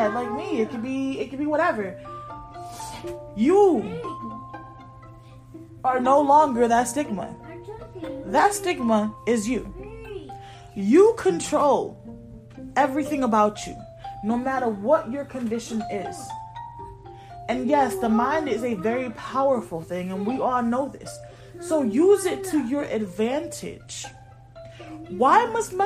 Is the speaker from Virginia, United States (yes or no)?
no; Connecticut, United States; moved away; I'm originally from Connecticut.